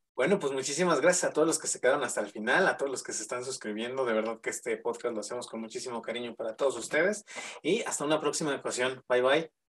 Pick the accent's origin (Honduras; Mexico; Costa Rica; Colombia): Mexico; Mexico City; aquí en la Ciudad de México, yo soy de la Ciudad de México